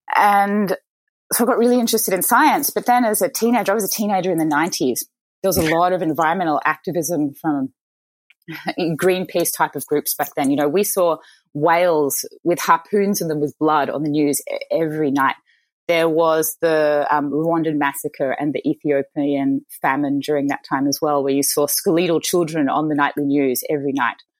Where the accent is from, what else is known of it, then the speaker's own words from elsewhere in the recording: Mornington Peninsula, Victoria, Australia; also born or lived in Chicago; I was born in Chicago, but I moved to Australia to Australian parents as a baby. So I'm a dual American Australian uh, citizen. But I grew up in a lovely part of Australia called the Mornington Peninsula